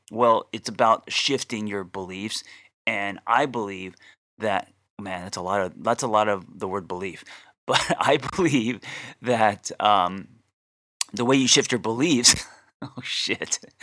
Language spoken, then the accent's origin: English; Glendale, California, United States; I grew up in Glendale